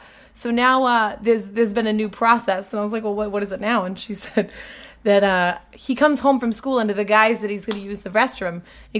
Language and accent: English; Boston, Massachusetts, United States; I'm from Boston.